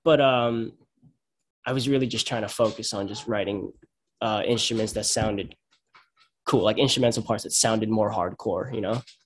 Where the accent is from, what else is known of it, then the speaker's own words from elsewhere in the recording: Huntington Station, New York, United States; I'm from Huntington. I'm from Huntington Station